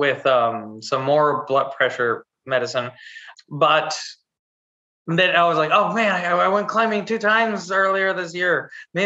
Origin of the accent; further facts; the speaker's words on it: Chihuahua, Mexico; moved away; also born or lived in Texas; I grew up in Mexico. I was born in Texas and then grew up in Chihuahua City.